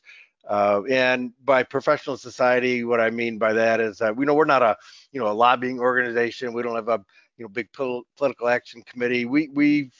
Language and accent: English; Michigan, United States; my home state of Michigan